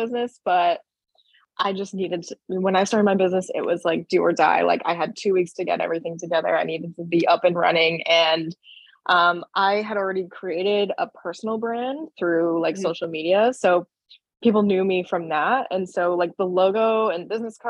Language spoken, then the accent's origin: English; Boston, Massachusetts, United States; I'm from Massachusetts. Like, I'm very proud to be a Bostonian.